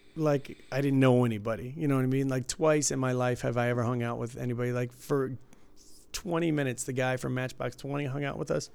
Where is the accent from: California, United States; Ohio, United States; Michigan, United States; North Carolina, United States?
Michigan, United States; Detroit; growing up in Detroit